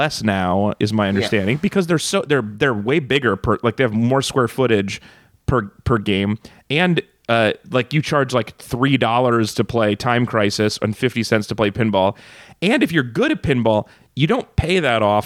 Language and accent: English; Reno, Nevada, United States; growing up in Reno, Nevada, where Nick and I are both from